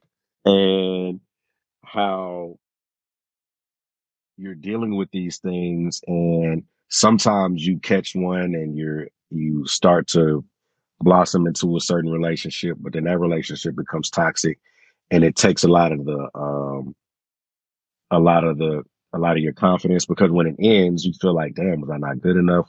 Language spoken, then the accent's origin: English; Houston, Texas, United States; I'm from Houston, Texas